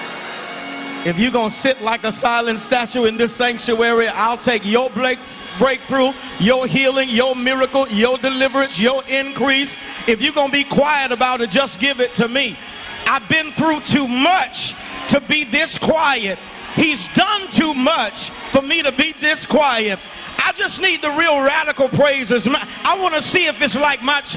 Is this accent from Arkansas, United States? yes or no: yes; Arkansas, United States; moved away; I'm from the South. I'm from Arkansas originally.